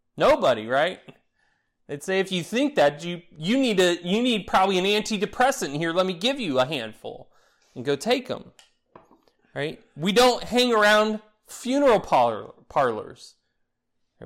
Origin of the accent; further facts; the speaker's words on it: Florida, United States; growing up in Florida